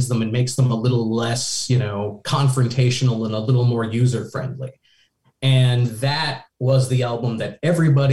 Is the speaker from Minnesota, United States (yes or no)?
yes; Richfield, Minnesota, United States; moved away; also born or lived in Seattle; I was in Richfield, which is a first ring suburb of Minneapolis